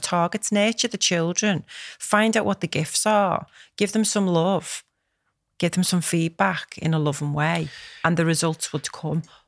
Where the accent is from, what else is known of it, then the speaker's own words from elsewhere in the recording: Liverpool, North West England, United Kingdom; Knowsley, which is the borough where I live, and it's amazing 'cause this is where I'm from